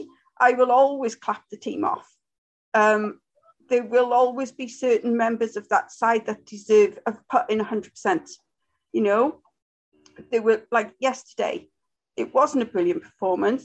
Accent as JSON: {"language": "English", "town": "Wrexham", "region": "Wales", "country": "United Kingdom", "said": "I'm from Wrexham."}